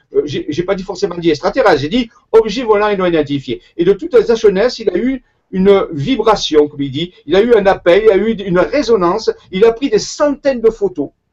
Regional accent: Marseille, Provence-Alpes-Côte d'Azur, France; accent: Marseille; Je suis marseillais à l'origine, ça s'entend par mon accent

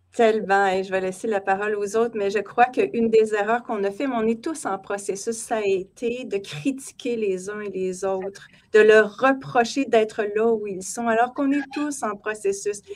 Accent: Canada; chez nous au Canada

